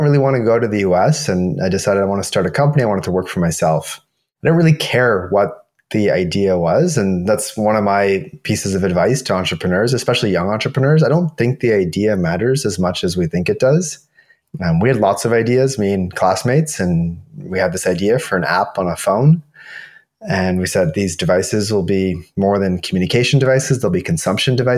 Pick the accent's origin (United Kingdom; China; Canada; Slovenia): Canada; moved away as an adult; also born or lived in Toronto / New York; now in Portugal; Born and raised in Canada